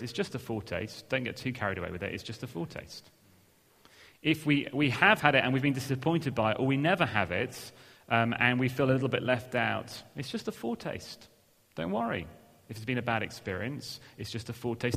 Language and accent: English; England, United Kingdom; we're English